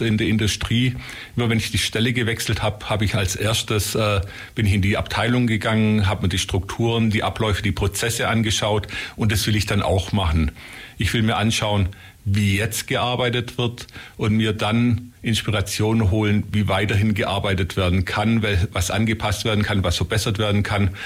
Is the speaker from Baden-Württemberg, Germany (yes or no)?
yes; Ulm, Baden-Württemberg, Germany; weil ich bin in Ulm groß geworden